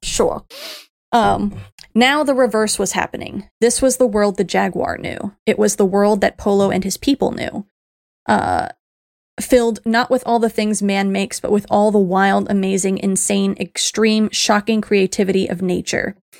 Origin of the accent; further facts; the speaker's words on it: Miami, Florida, United States; I grew up in Miami, so Spanish was part for the course